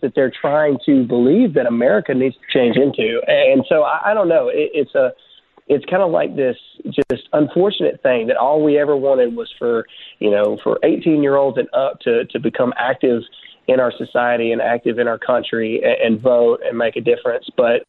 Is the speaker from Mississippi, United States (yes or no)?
yes; Mississippi, United States; Yes, I am a redneck from Mississippi. I'm a 12-year Army veteran